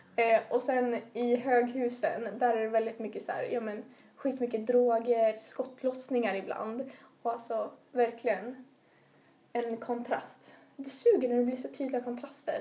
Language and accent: Swedish; Umeå, Västerbotten County, Sweden; jag är från Umedalen som ligger eh, i västra utkanten av eh, Umeå tätort.